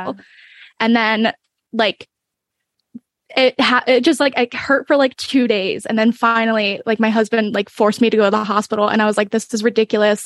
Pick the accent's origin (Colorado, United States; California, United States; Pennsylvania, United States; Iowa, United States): Pennsylvania, United States; Bucks County; born or raised there; moved away